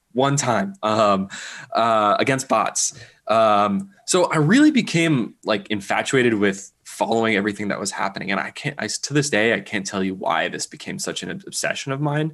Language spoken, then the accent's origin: English; Berkeley, California, United States; I grew up in Berkeley, California